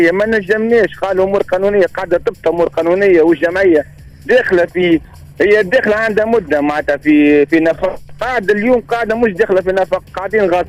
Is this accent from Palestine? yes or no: no; Bizerte, Bizerte Governorate, Tunisia; واني ولد بنزرت